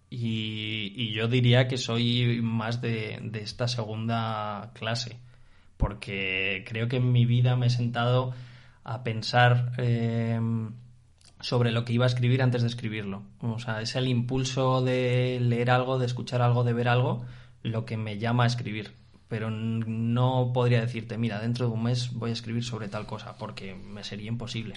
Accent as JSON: {"language": "Spanish", "country": "Spain"}